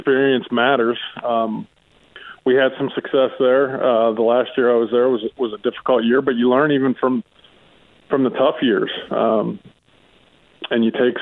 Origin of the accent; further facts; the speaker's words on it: Pittsburgh, Pennsylvania, United States; moved away; my hometown in Pittsburgh